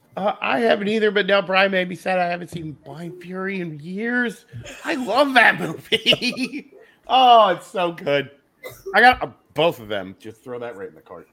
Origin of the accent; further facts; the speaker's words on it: Philadelphia, Pennsylvania, United States; I'm from Philly